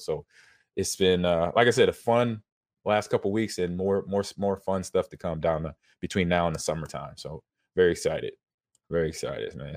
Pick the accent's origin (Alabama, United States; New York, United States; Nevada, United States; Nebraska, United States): Nebraska, United States; I'm in, uh, back in my home state.